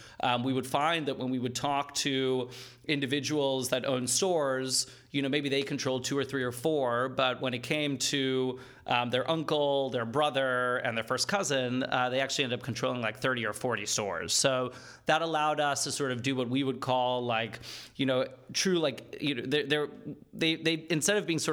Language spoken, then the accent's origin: English; Boca Raton, Florida, United States; moved away as an adult; also born or lived in Johannesburg, South Africa / Manhattan, New York; now in Los Angeles, United States; I was born in Johannesburg, South Africa. I lived there for 8 years. Then I grew up in the States in Boca Raton, Florida.